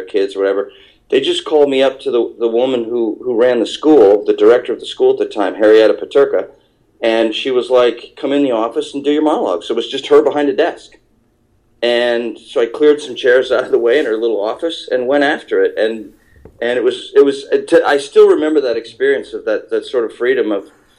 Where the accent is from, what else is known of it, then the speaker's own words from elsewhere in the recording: Eastern Ontario, Canada; moved away as an adult; also born or lived in New York; I grew up in Eastern Ontario. I'm about 4.5 hours east of Toronto and about 1.5 hours west of Montreal